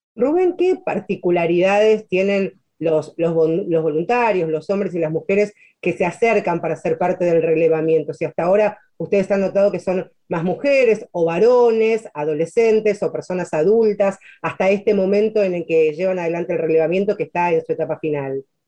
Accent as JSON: {"language": "Spanish", "country": "Argentina"}